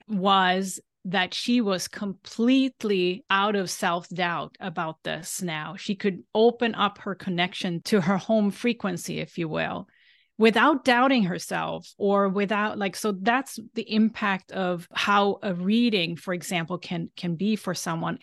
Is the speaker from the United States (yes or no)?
no; Sweden; moved away; I grew up in Sweden